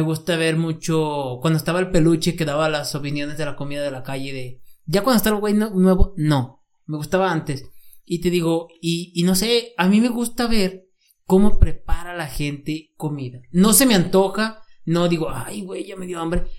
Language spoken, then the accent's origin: Spanish; San Juan, Mexico; soy en México, soy de San Juan